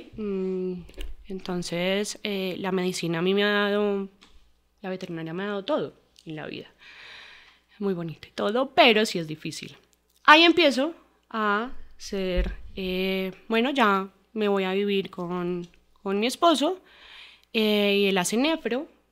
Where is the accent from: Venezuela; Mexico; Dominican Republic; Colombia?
Colombia; Armenia, Quindío; moved away as an adult; now in Bogotá, Colombia; Nosotros, o mi mamá, mi papá y yo soy de Armenia. No, no vivíamos, em, no, no éramos de Bogotá. Pues nosotros nos vinimos a, vivir acá cuando empezamos la universidad.